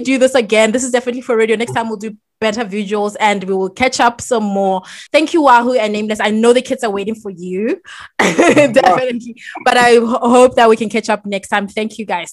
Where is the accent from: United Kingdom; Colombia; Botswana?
Botswana; my home country, Botswana